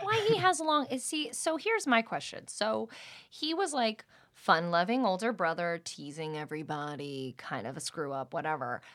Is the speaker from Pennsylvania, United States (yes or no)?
yes; Allentown, Pennsylvania, United States; moved away as an adult; also born or lived in New York; now in Los Angeles, United States; born in New York and raised in Allentown, Pennsylvania.